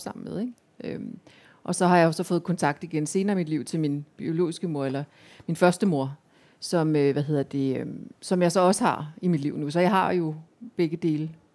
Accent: Central Jutland, Central Denmark Region, Denmark; jeg voksede op i Midtjylland

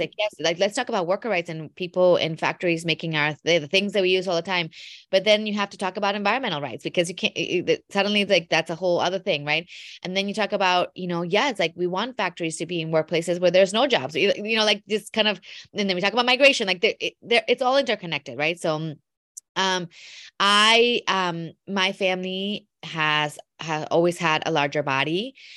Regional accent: Mexico; also born or lived in Wisconsin; I was born in Mexico, My mom is from Wisconsin, though, so I often think of myself as a immigrant American to Mexico 'cause I grew up in a household that was very, very Midwestern, um, in Mexico

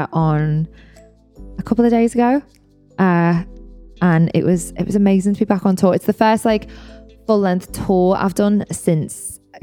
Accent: North West England, United Kingdom; accent: Scouse; Because I've had my scouse topped up because I was there yesterday. I have to go every now and again and top my accent up.

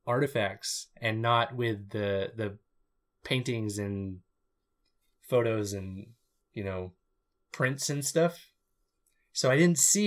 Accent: United States; I'm an American

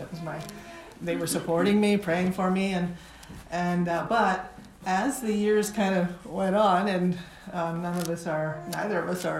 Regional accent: Toronto, Ontario, Canada; moved away as an adult; also born or lived in India / Nepal; And I grew up in Toronto, in Weston, but all my adult life I've been working in South Asia, coming back from time to time in India and Nepal

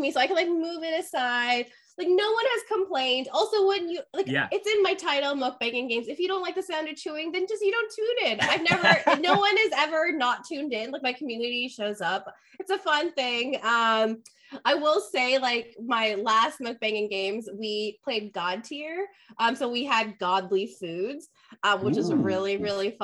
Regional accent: India; So I'm Indian and I grew up eating Indian momos

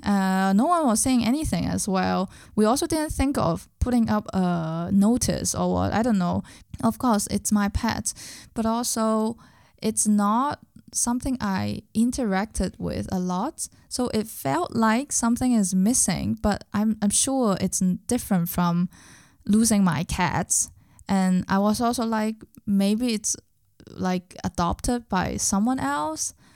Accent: Hong Kong; English is a second language; moved away as an adult; now in Berlin, Germany; I was also a very, very local person when I was in Hong Kong

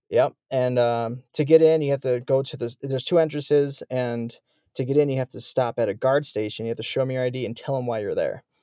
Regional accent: Chicago, Illinois, United States; moved away as an adult; I'm from Chicago, Illinois.

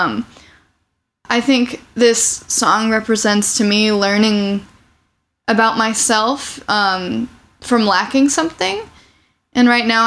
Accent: Champaign, Illinois, United States; moved away as an adult; also born or lived in Urbana, Illinois; now in Chicago, United States; I grew up in Champaign. I was born in Urbana, technically

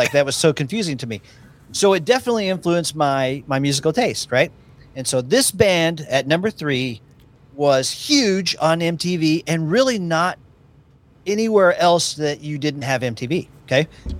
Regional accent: Tulsa, Oklahoma, United States; I grew up in Tulsa, Oklahoma.

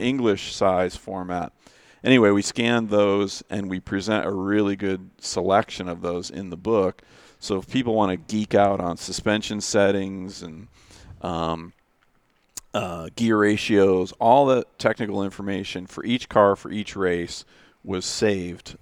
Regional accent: Danbury, Connecticut, United States; also born or lived in Storrs, Connecticut; I grew up in Danbury, Connecticut, and I went to college in Storrs, Connecticut

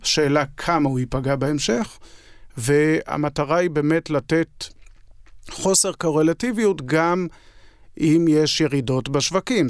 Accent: Israel

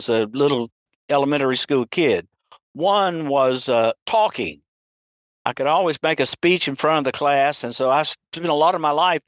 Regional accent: Chattanooga, Tennessee, United States; moved away as an adult; I was born in Chattanooga, Tennessee in 1950. I grew up in a dysfunctional family

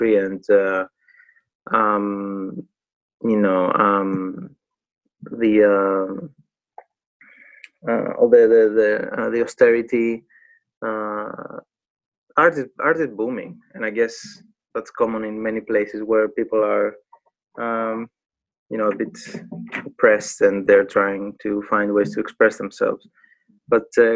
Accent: Patras, Western Greece, Greece; English is a second language; moved away as an adult; now in United Kingdom; I grew up in Patras, Greece

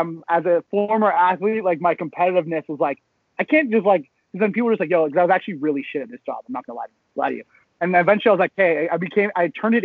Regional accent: Georgetown, Ontario, Canada; also born or lived in Sudbury, Ontario; now in Toronto, Canada; I grew up in Georgetown, and then but I went to a school in Sudbury

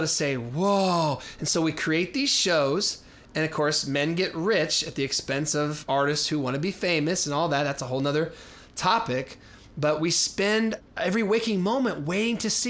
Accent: Denver, Colorado, United States; now in Minneapolis, United States; I grew up in Denver

